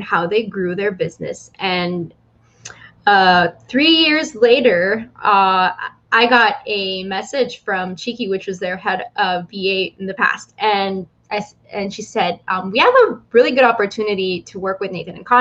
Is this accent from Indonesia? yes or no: no; Philippines; I'm from the Philippines and born and raised here